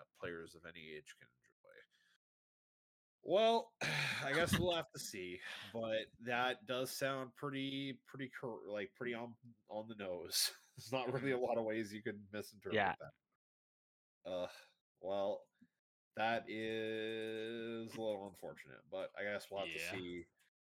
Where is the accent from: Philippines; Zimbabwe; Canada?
Canada; My family's been in Canada for tons and tons of years